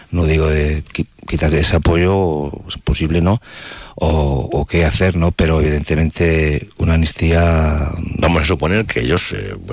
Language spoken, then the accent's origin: Spanish; Spain; O sea, somos eh, españoles.